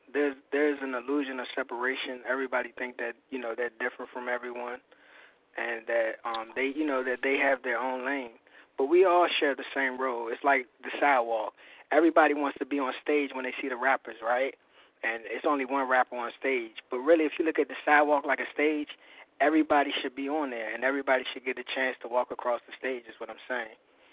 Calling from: Maryland, United States; I'm calling from Maryland.

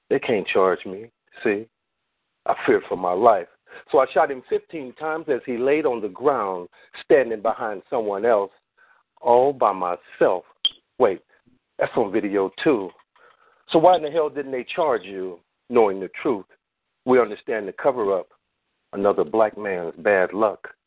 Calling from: Long Beach, California, United States; from the LBC.

